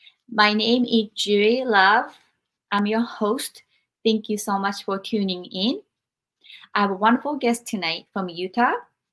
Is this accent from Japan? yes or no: yes; Japan; moved away; I experienced all of these adversities growing up in Japan